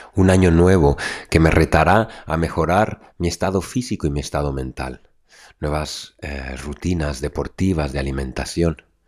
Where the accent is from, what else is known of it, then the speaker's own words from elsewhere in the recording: Mexico; moved away; Poder reencontrarme con mi México querido en este 2024 y volver a mis tradiciones, a mis raíces que noto rotas en cierta manera después de tantos años de no viajar a mi casa, a mi tierra, a mis raíces